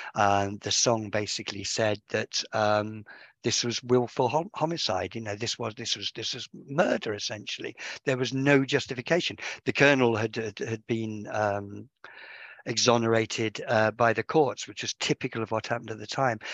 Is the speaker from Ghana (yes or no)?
no; Birmingham, West Midlands, United Kingdom; moved away; I'm not a Sheffielder. I was born originally in Birmingham.